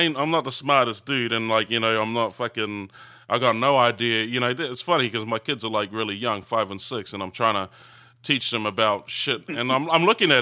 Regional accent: New Zealand; now in Australia; growing up in New Zealand

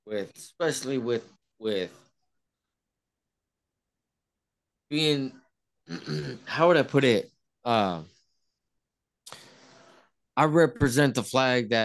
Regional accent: Oaxaca, Mexico; moved away; we're from Oaxaca

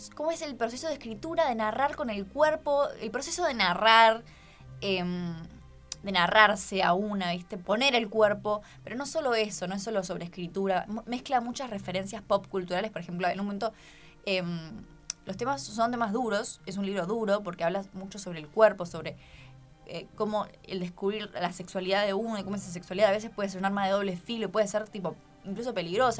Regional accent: Argentina

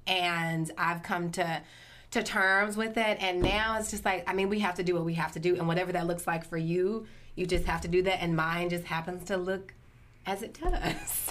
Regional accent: Flora, Mississippi, United States; born and raised in Flora

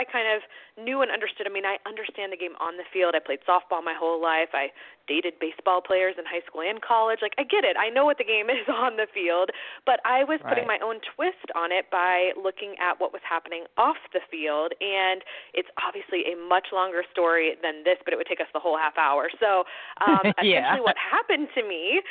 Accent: Atlanta, Georgia, United States; moved away as an adult; I was born and raised there

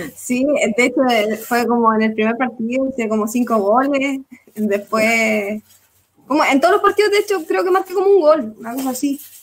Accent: Chile; gritando nuestros nombres, así como chilenas

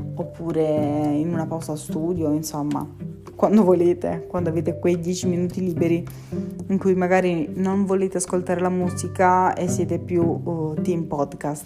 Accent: Taranto, Apulia, Italy; moved away as an adult; now in Bari, Italy; sono di Taranto, ma studio a Bari

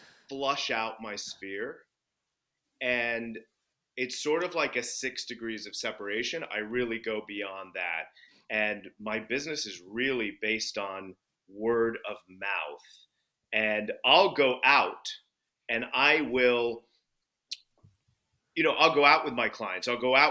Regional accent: United Kingdom; And I'm British, so I am serious and composed by nature.

